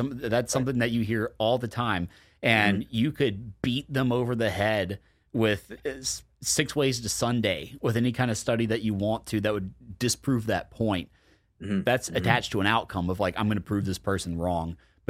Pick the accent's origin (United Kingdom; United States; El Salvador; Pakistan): United States; Deep South; I grew up in the Deep South. Like, we're the obesest of them all in a very obese country.